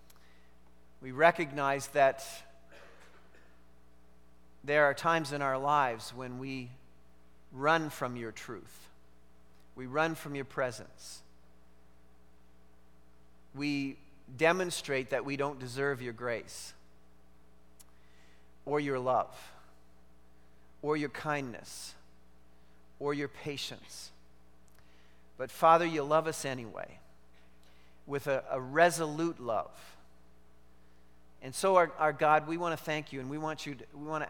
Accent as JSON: {"language": "English", "country": "Canada", "said": "I am a Canadian"}